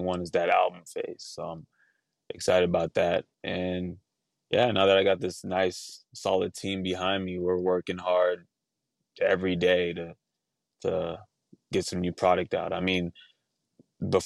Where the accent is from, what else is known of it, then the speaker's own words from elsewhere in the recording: Los Angeles, California, United States; I was growing up in Northridge